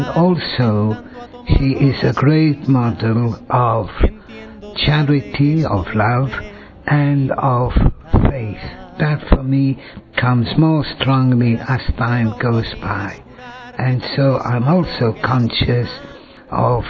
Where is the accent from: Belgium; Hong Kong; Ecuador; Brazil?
Belgium; now in London, United Kingdom; I come from Belgium, and I've lived for many years here in London.